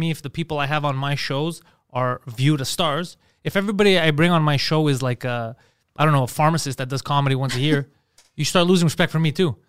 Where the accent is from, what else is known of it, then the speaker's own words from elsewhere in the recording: Montreal, Quebec, Canada; we're from Park X